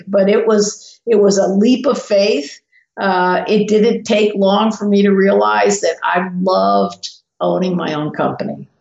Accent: the South, United States; I'm from the South

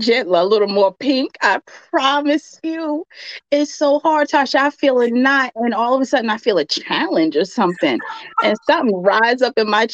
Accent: New York, United States; I'm a New Yorker to the heart. I left New York for a little bit

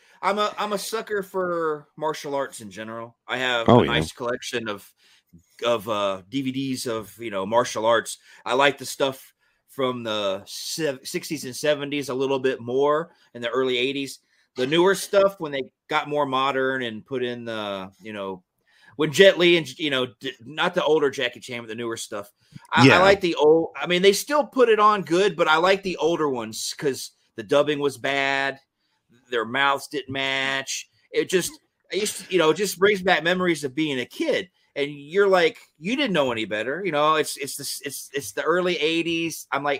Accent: Georgia, United States; I grew up in Georgia. I grew up in the country area, a rural area of Georgia.

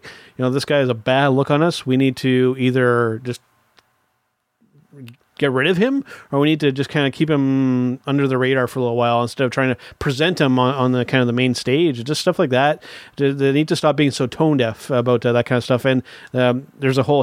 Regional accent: Canada; a little strange being a Canadian

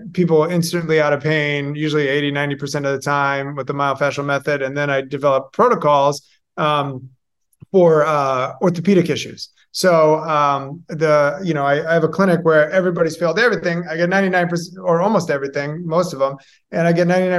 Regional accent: Boston, Massachusetts, United States; moved away as an adult; also born or lived in Tampa Bay area, Florida; now in Tampa, United States; I'm originally from Massachusetts, the Boston area

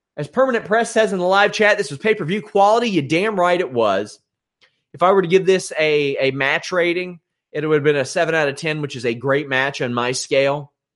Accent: Maysville, Kentucky, United States; Maysville, Kentucky, uh, my hometown, which I adore immensely

